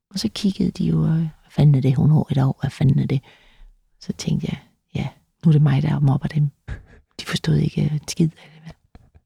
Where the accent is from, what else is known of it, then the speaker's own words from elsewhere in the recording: Løsning, Southern Denmark, Denmark; also born or lived in Vejle; jeg er født i, på Vejle, øh, et, et Sankt Maria Hospitalet i Vejle, som var sådan et, et sted, hvor der var nonner øh, der tog imod øh, mig. Øh, vi boede i en by, der hed Løsning